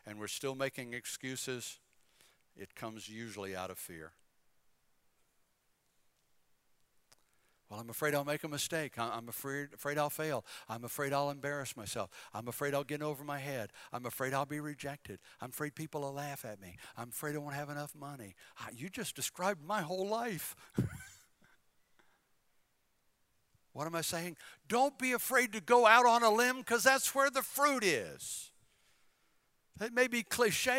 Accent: Bladenboro, North Carolina, United States; moved away as an adult; also born or lived in Philippines / Chesapeake, Virginia; I'm from Bladenboro. Little old town, so small, they had a traffic light for many years.

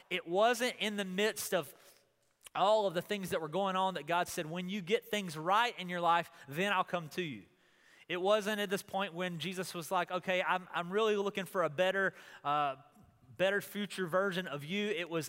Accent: Goldsboro, North Carolina, United States; also born or lived in Wilmington, North Carolina; oh, I'm from North Carolina.

